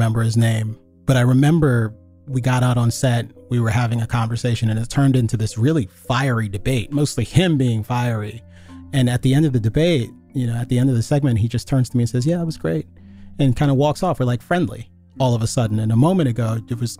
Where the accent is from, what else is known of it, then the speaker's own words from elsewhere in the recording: Northern Virginia, United States; Being a kid growing up in Northern Virginia, my family was quite small